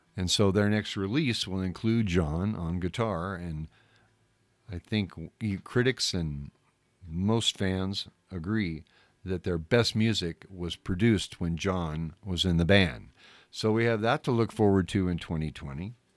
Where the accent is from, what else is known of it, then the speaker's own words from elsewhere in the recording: Southern California, United States; growing up in Southern California